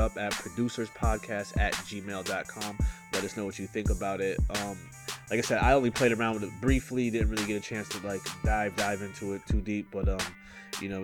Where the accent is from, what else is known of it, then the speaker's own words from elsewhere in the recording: Kingston, New York, United States; from my hometown, Kingston, New York.